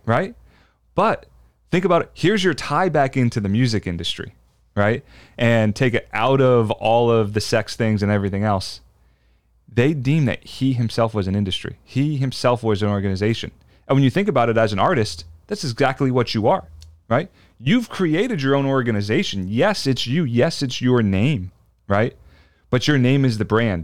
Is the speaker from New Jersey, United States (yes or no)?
yes; New Jersey, United States; I grew up in South Jersey